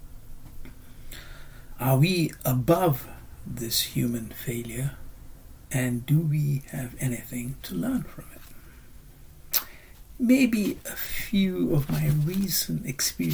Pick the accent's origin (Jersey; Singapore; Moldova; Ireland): Singapore; moved away as an adult; now in United Kingdom; my growing up in Singapore and, of course, the last 35 years living in the UK.